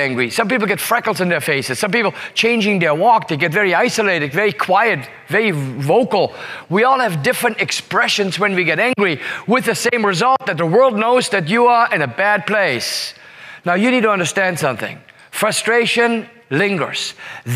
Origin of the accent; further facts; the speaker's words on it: Singapore; I say, Singapore.